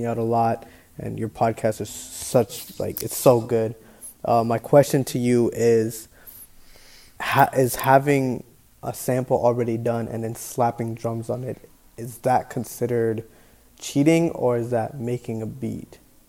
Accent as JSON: {"language": "English", "town": "Toronto", "region": "Ontario", "country": "Canada", "said": "I'm from Toronto. I'm 17."}